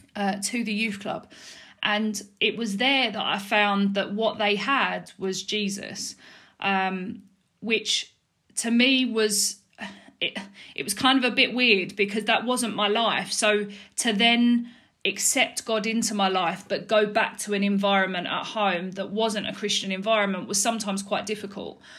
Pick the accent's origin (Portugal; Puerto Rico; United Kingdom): United Kingdom; Dagenham, London; also born or lived in Balham, London / Mile End, London; I was originally born in Balham in South London. Um, I lived there until I was three, um, and then I moved to Mile End, which is East London, um, and I lived there till I was about eight, um, and then I moved over to Dagenham, um, which I've lived there ever since